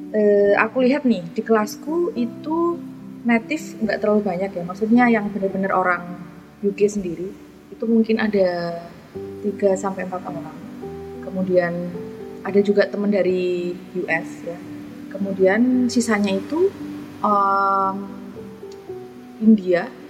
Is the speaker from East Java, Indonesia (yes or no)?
yes; Jombang, East Java, Indonesia; accent: medok; moved away as an adult; now in Leeds, United Kingdom; dari Jombang Jawa Timur